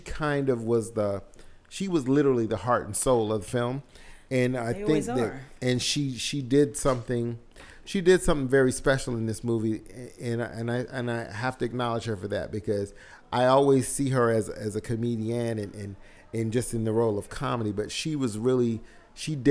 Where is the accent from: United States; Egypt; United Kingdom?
United States; the South; growing up in the South like myself